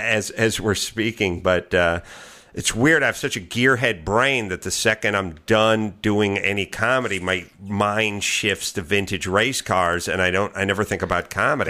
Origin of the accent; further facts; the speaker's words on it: Los Angeles, California, United States; I'm from L